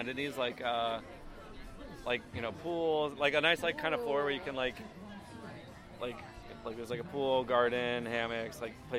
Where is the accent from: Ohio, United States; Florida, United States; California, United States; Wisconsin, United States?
Florida, United States; now in New York City, United States; growing up in Florida.